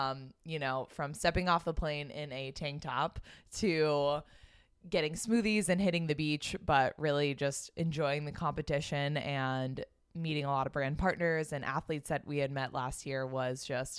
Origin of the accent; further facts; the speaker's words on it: Boston, Massachusetts, United States; And we are two sisters who, born and raised in Boston.